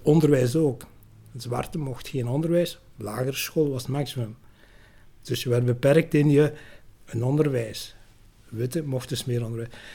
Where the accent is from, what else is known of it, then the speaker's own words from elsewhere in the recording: Tessenderlo, Flanders, Belgium; also born or lived in Lubumbashi, Congo; ik ben eigenlijk opgegroeid vooral de Senderlo, dus bij Ham